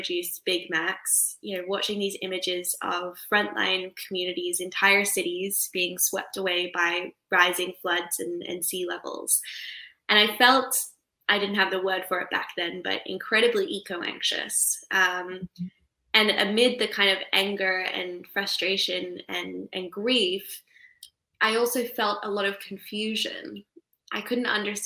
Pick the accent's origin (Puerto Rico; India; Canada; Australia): Australia; tropical North Queensland; when I was 11, I was growing up in Australia's tropical North Queensland